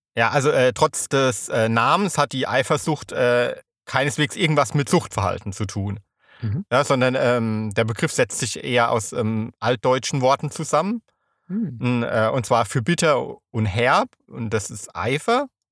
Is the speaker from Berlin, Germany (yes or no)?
no; Rhineland-Palatinate, Germany; ich komme ja aus der Pfalz